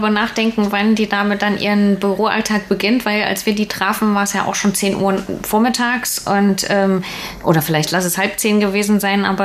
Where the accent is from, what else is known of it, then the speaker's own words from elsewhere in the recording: Thuringia, Germany; Und ich komme ja aus dem Thüringer Wald